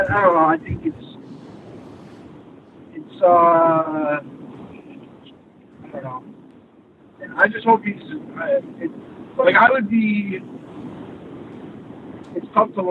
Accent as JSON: {"language": "English", "town": "Montauk", "region": "New York", "country": "United States", "tie": "born or raised there", "said": "I grew up in Montauk"}